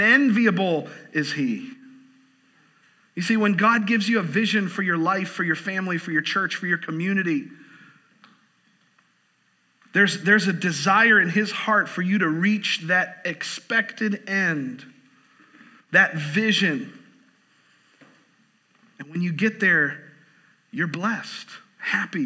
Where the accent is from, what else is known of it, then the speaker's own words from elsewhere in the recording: Southwest Florida, United States; I grew up in Southwest Florida, so I grew up going to Disney World a lot